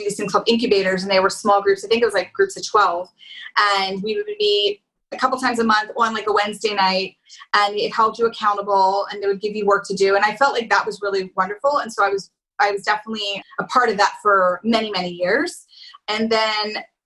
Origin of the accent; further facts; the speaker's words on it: Philadelphia, Pennsylvania, United States; I'm from Philly